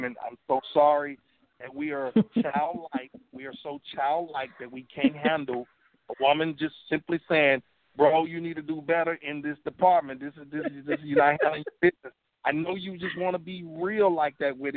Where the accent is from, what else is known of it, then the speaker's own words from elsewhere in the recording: Louisiana, United States; I grew up in Louisiana and I grew up in the country